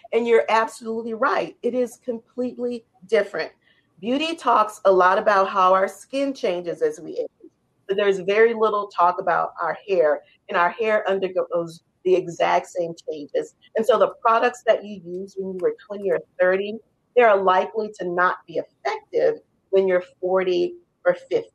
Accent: New Orleans, Louisiana, United States; how I was raised in New Orleans

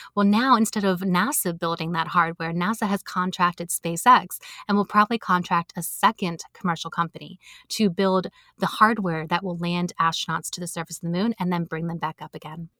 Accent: United States; I'm an American

